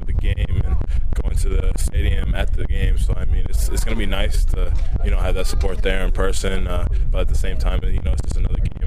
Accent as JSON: {"language": "English", "town": "Los Angeles", "region": "California", "country": "United States", "tie": "born or raised there", "moved": "as an adult", "lives_now": "Utah, United States", "said": "growing up in Pedro, everyone's like a USC fan"}